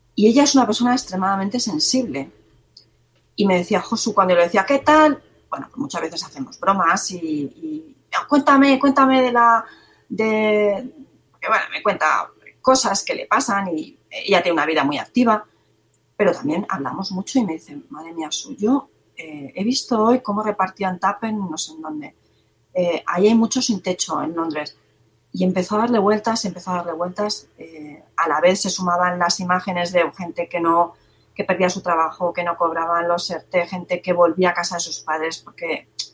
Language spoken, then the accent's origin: Spanish; Cuenca, Castilla-La Mancha, Spain; soy de Cuenca